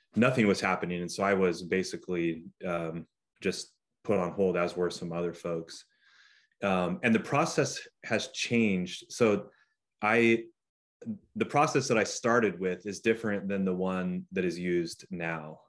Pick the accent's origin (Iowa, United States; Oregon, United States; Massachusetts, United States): Oregon, United States; Newberg; I did all of my growing up in Newburgh through high school